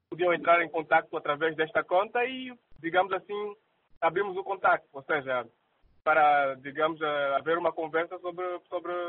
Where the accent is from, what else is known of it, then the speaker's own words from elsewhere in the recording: Luanda, Luanda Province, Angola; De Luanda.